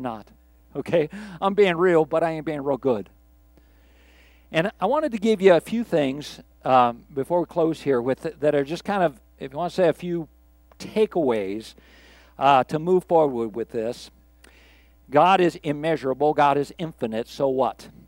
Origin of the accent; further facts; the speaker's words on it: Pittsburgh, Pennsylvania, United States; I grew up in Pittsburgh